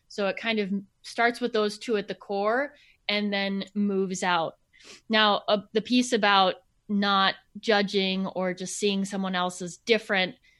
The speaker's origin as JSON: {"language": "English", "region": "Minnesota", "country": "United States", "tie": "born or raised there", "said": "I grew up in Minnesota."}